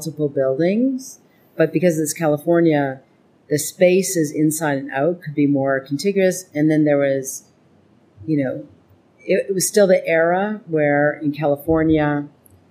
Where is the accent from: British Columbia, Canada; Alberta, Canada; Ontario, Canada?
Alberta, Canada; Edmonton; moved away; growing up in Edmonton